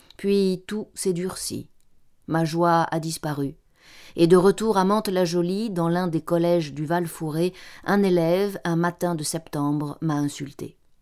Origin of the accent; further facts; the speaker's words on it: Spain; moved away; je suis né en Espagne